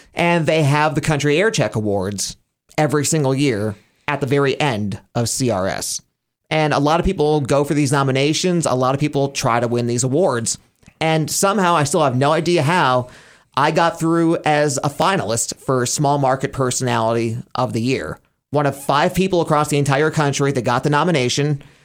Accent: Scranton, Pennsylvania, United States; moved away as an adult; also born or lived in Elmira, New York / State College, Pennsylvania; Cumulus Radio in Scranton, Wilkes-Barre, my hometown

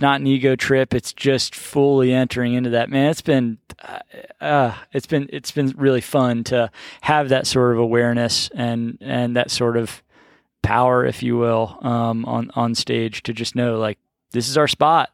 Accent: Baltimore, Maryland, United States; moved away; I grew up in Baltimore

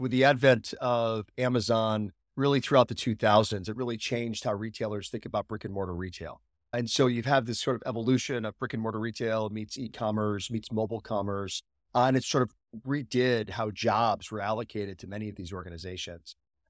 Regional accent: Chicago, Illinois, United States; born there; also born or lived in South Florida; So I've had the privilege of living all over the U.S. I was actually raised by an entrepreneur. So I was born in Chicago, lived in South Florida

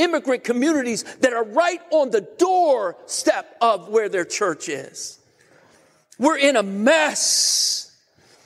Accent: United States; as American Christians

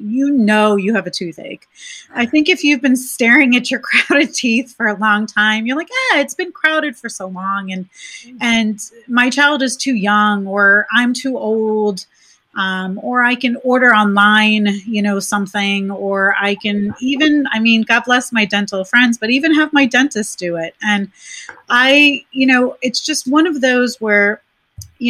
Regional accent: New York, United States; moved away; I'm originally from New York. And so making the move from New York

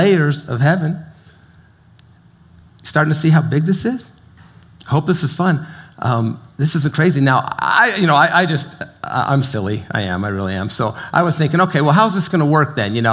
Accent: St. George, Utah, United States; the little virgin river that I grew up by in St. George

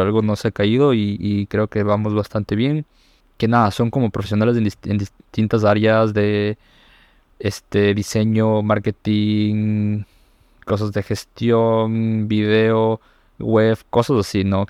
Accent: Ecuador; aquí en mi país

